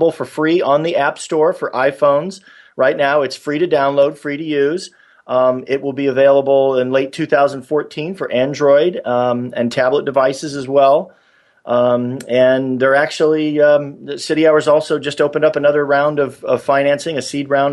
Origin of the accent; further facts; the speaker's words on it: San Diego, California, United States; moved away as an adult; also born or lived in New York; I grew up in San Diego, and I lived in New York for 17 years